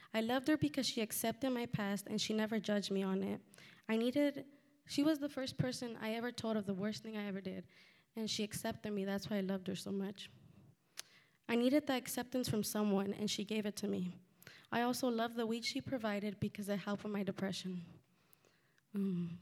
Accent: Santa Ana, California, United States; also born or lived in Fullerton, California / Pomona, California; I grew up in Santa Ana with a single mother, along with my older brother and sister.

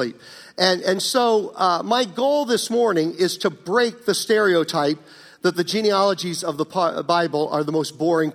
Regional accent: Virginia, United States; when I grew up in Virginia years ago

